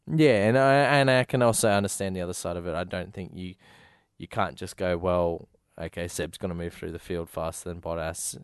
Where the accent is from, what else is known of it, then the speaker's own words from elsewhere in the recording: Australia; being an Australian